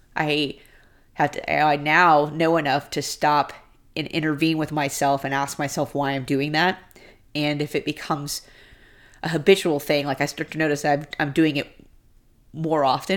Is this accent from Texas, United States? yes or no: yes; Houston, Texas, United States; moved away; Growing up in Houston